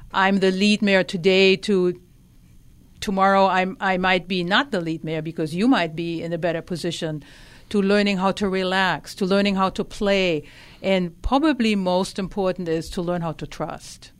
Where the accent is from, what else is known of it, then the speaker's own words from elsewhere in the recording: Germany; English is a second language; moved away; I grew up in Germany. You might notice a, a slight tiny accent